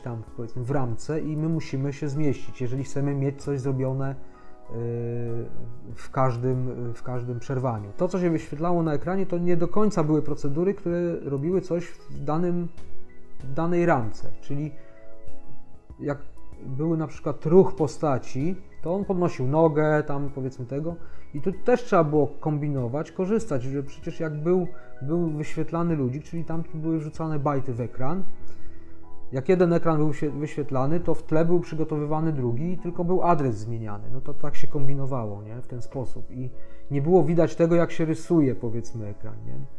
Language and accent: Polish; Gdańsk, Pomeranian Voivodeship, Poland; u nas w Gdańsku